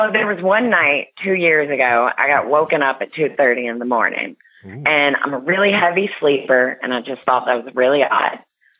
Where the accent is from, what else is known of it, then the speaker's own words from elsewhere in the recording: South Carolina, United States; moved away; also born or lived in Florida; I'm from the South